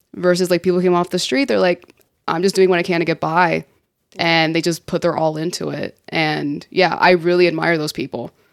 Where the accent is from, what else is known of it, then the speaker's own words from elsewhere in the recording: Miami, Florida, United States; also born or lived in San Juan, Puerto Rico; growing up in Miami in the nineties